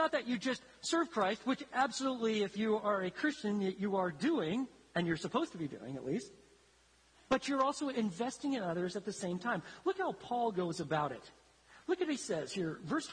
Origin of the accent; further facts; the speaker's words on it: Italy; When I was growing up in Italy, I grew up in isolation. I was the only black kid. I didn't speak the language. I'd be in one city, and then we'd move to a different city